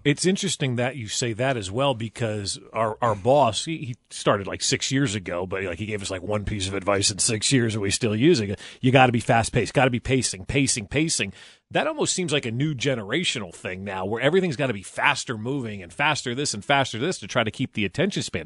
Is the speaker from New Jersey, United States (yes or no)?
yes; New Jersey, United States; moved away; I grew up in New Jersey.